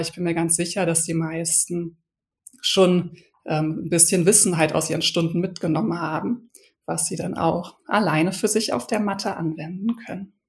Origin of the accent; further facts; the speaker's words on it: Berlin, Germany; now in Hamburg, Germany; bin Berlinerin, ich lebe jetzt schon seit vielen Jahren in Hamburg